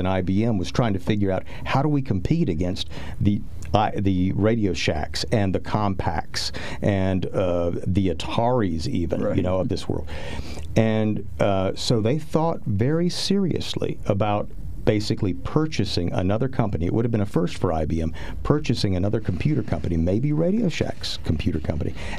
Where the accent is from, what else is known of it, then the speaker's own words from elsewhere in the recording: Texas, United States; I am from Texas